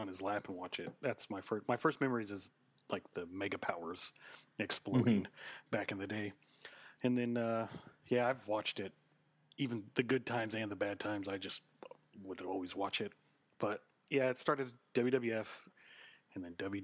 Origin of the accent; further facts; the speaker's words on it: Oklahoma, United States; I am from Oklahoma. You can probably hear it in my voice when I say Oklahoma.